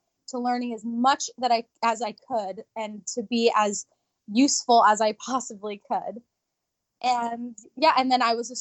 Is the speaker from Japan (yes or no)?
yes; Japan; moved away; I was born in Japan